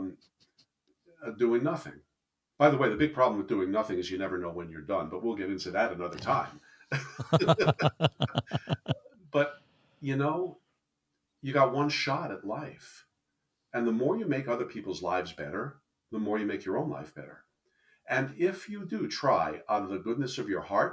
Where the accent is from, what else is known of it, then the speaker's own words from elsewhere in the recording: New Jersey, United States; I'm from New Jersey